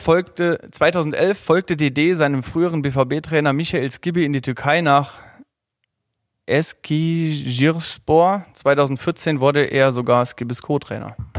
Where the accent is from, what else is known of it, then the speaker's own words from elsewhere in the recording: Saarland, Germany; ich komme aus dem Saarland